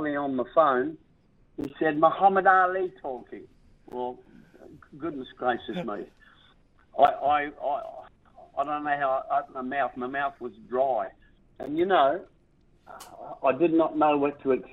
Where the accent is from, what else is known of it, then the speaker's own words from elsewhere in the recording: South Australia, Australia; which carries my hometown name, South Australia